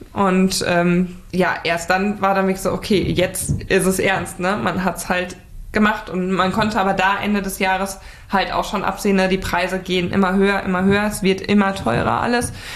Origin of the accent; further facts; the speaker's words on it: Sauerland, North Rhine-Westphalia, Germany; also born or lived in Hamburg / Attendorn; hat es mich dann zurück in meine Heimat ins Sauerland ähm, verschlagen